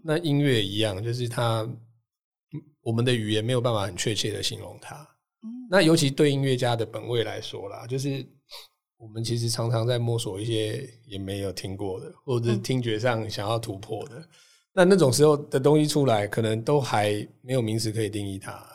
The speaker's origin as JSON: {"language": "Chinese", "country": "Taiwan", "tie": "born or raised there", "said": "我自己是大概七零年代出生的。嗯。哦。然后，所以那个时候其实台湾的 ，哎，社会状况，就是小朋友应该就会去什么雅马哈幼幼班啊"}